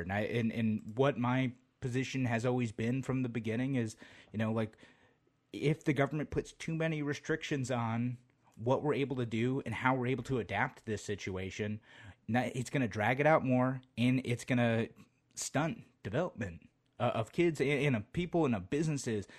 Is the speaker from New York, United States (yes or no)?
yes; Utica, New York, United States; moved away as an adult; now in Rochester, United States; back where I grew up, we'd go up to, uh, Water Safari. I'm from the Utica area originally